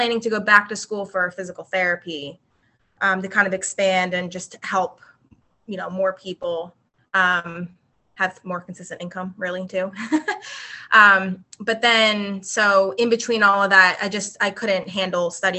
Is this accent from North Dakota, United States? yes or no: no; New Jersey, United States; also born or lived in West Chester, Pennsylvania / Philadelphia, Pennsylvania; now in Charleston, United States; I am originally from South Jersey. I grew up in South Jersey